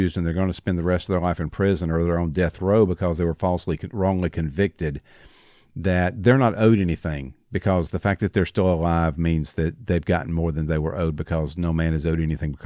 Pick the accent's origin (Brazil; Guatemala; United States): United States; I'm an American citizen